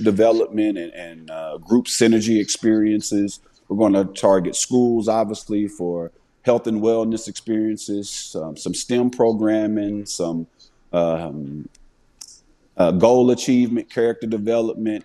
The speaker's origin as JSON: {"language": "English", "town": "Paducah", "region": "Kentucky", "country": "United States", "tie": "born or raised there", "said": "Paducah, my hometown, uh, Paducah, Kentucky"}